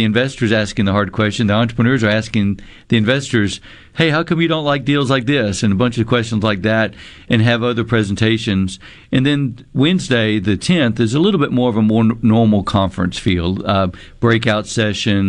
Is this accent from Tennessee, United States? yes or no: no; Mississippi, United States; also born or lived in Chicago; I grew up in Mississippi